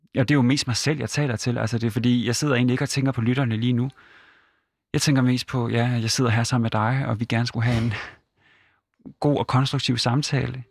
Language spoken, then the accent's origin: Danish; Hirtshals, North Denmark Region, Denmark; et godt hjem op i Vendsyssel